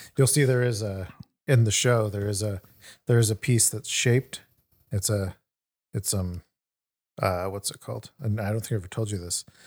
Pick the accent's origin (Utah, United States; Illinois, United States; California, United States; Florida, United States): California, United States; Sacramento; also born or lived in New York; went back home to Sacramento.